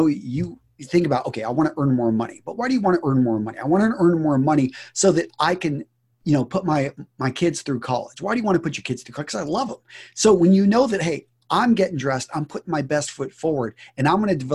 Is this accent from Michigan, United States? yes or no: no; West Texas, United States; I grew up in West Texas